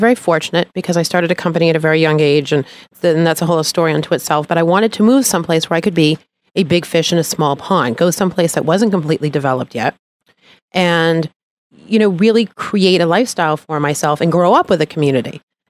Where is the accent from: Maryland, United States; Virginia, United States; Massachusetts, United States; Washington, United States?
Massachusetts, United States; Marblehead; now in Florida, United States; I'm from Boston, Massachusetts, and I actually grew up in a town called Marblehead.